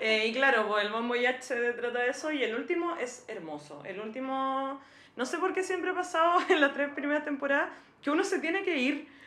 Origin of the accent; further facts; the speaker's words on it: Antofagasta, Chile; Yo soy de Antofagasta